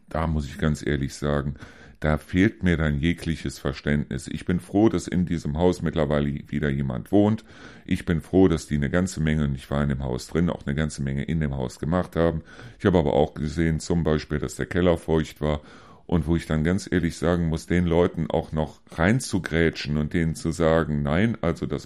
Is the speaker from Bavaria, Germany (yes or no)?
no; Neuss, North Rhine-Westphalia, Germany; moved away; weil meine Heimat, ganz ehrlich, ist es noch nicht, kann es auch nach drei Jahren überhaupt nicht sein. Meine Heimat irgendwo ist immer noch Neuss.